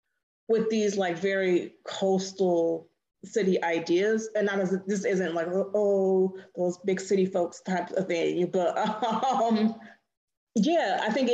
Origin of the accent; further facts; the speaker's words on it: Detroit, Michigan, United States; moved away as an adult; now in New Orleans, United States; someone who was born and raised in Detroit